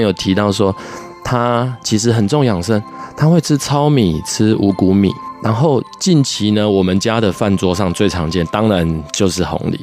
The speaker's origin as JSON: {"language": "Chinese", "region": "Pingtung County", "country": "Taiwan", "tie": "born or raised there", "said": "我老家在屏东"}